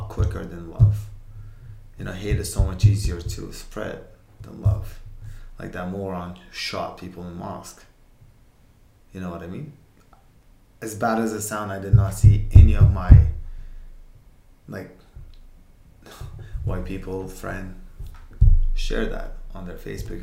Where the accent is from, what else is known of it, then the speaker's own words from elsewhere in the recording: Uzbekistan; English is a second language; now in Alberta, Canada; where'd you grow up? I'm like, Uzbekistan